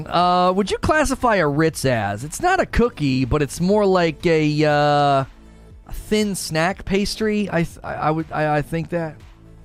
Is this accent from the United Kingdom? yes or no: yes; United Kingdom; accent: British; It's called being a Brit. You know, it is funny. It is funny that the accent helps.